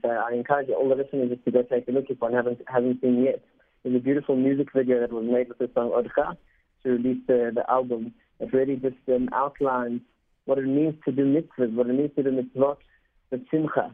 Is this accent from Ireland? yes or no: no; South Africa; first language Spanish; English is a second language; I actually learned Spanish before English, even though I was born in South Africa.